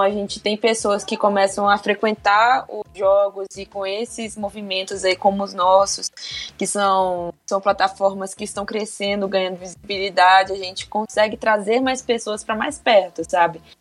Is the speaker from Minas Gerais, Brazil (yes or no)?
yes; Belo Horizonte, Minas Gerais, Brazil; eu sou daqui de Belo Horizonte